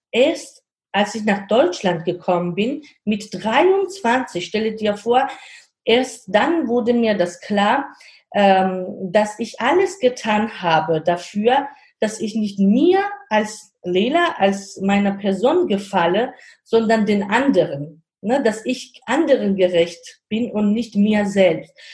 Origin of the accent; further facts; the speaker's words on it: Georgia; German is a second language; now in Germany; weil ich komme aus Georgien und sage ich auch, also mittlerweile habe ich auch schon die deutsche hm, Staatsangehörigkeit, aber ich sage immer, im Herzen bleibe ich ähm, eine Georgierin.